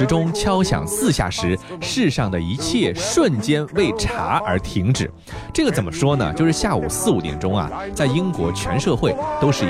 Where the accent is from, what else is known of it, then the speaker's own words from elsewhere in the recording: China; 甚至有的时候比我们中国人有过之而无不及呀